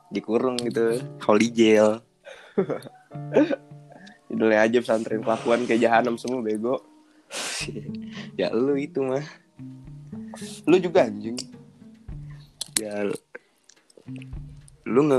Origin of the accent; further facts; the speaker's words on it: Pontianak, West Kalimantan, Indonesia; gue dari Pontianak loh jauh